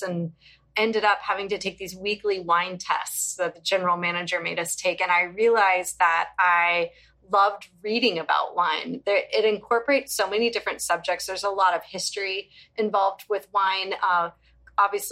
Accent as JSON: {"language": "English", "region": "Virginia", "country": "United States", "tie": "born or raised there", "moved": "yes", "lives_now": "Tampa, United States", "said": "I grew up in Virginia"}